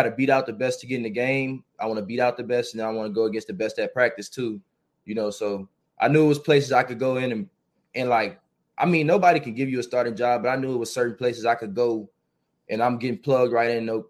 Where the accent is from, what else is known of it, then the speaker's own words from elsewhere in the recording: New Orleans, Louisiana, United States; I grew up in New Orleans.